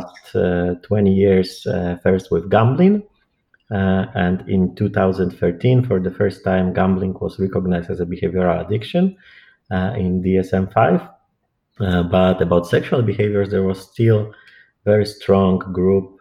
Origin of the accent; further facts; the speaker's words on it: Warsaw, Masovian Voivodeship, Poland; English is a second language; moved away as an adult; I'm originally from Poland, Warsaw, and I graduated from clinical psychology there